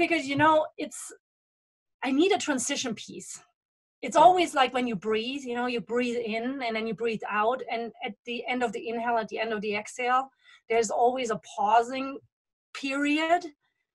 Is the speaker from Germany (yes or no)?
yes; Germany; moved away; I was returning to Germany after 20 years.